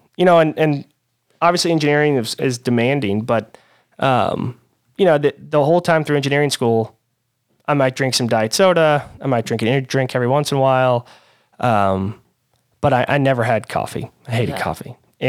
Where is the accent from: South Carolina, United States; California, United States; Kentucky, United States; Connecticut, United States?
Kentucky, United States; Louisville; I'm born and raised in Louisville, Kentucky.